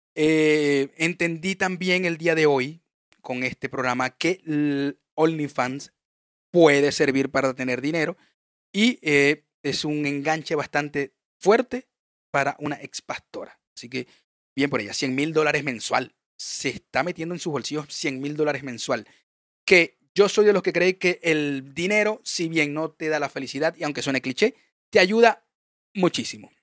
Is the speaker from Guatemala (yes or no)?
no; Venezuela; yo sé que soy venezolano